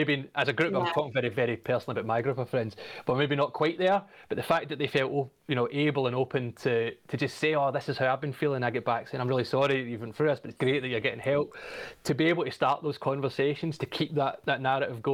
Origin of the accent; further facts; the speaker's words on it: Glasgow, Scotland, United Kingdom; also born or lived in Australia; I'm from Glasgow. I was born in 1986. I'm 35. Mm-hmm. I spent most of my childhood growing up in the 90s in the west of Scotland